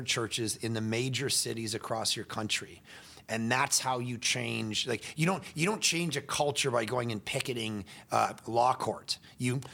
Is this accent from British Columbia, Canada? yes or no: no; just outside of Toronto, Ontario, Canada; moved away as an adult; also born or lived in Vancouver; Canadian. Yeah. I grew up just outside of Toronto